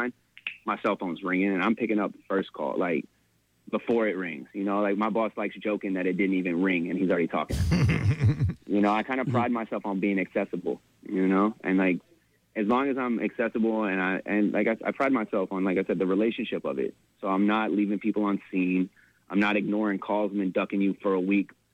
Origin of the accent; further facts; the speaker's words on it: Hot Springs, Arkansas, United States; moved away; I'm from Arkansas